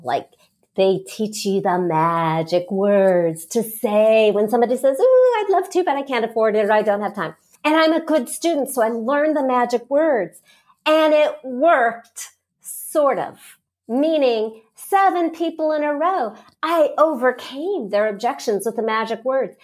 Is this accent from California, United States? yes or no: yes; Los Angeles, California, United States; I started out coaching in Los Angeles because that's my hometown